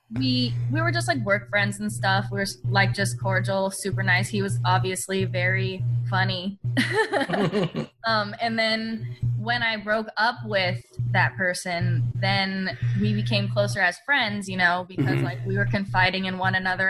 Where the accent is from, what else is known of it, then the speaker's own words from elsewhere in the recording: San Diego, California, United States; my hometown of San Diego